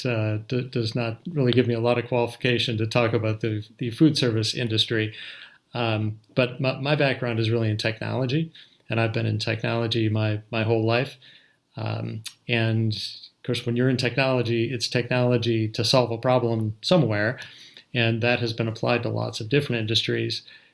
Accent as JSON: {"language": "English", "region": "Minnesota", "country": "United States", "tie": "born or raised there", "said": "Actually, when I was a little kid, I grew up in Minnesota"}